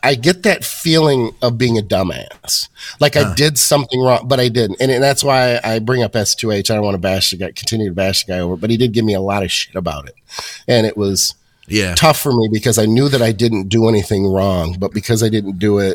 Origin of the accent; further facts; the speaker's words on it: Michigan, United States; Born and raised in Michigan